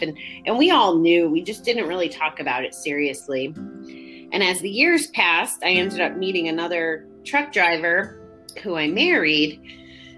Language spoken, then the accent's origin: English; Connecticut, United States; now in Schenectady, United States; I was born and raised in Connecticut